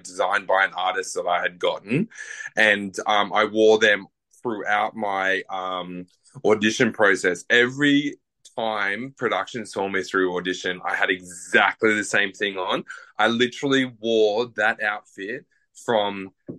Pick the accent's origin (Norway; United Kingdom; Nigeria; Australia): Australia; Queensland; I grew up in Queensland